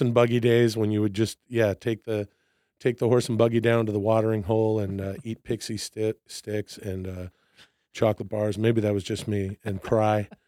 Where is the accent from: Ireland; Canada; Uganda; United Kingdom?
Canada; Vancouver, British Columbia; moved away as an adult; now in United States; I'm from Vancouver, Canada.